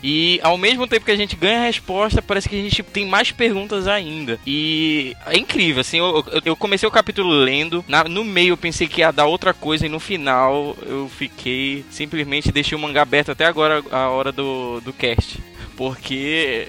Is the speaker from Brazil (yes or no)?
yes; Belém, Pará, Brazil; sou de Belém do Pará